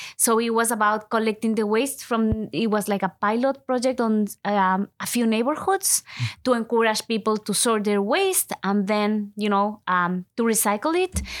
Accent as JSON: {"language": "English", "country": "Ecuador", "tie": "born or raised there", "first_language": "Spanish", "second_language": "English", "moved": "as an adult", "lives_now": "Canada", "said": "I was born and I was raised in Ecuador. So most of my life, I have lived in Ecuador."}